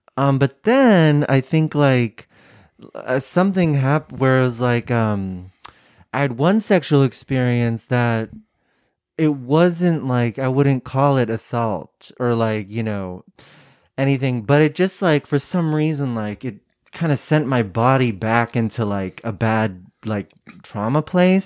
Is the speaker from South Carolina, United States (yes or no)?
no; San Francisco Bay Area, California, United States; Bay Area, San Francisco area.